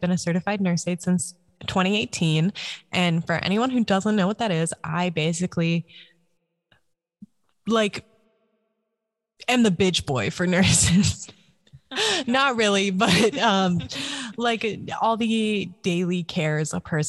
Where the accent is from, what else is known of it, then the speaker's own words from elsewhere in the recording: Alaska, United States; also born or lived in Michigan; I'm from Alaska. I was born and raised here.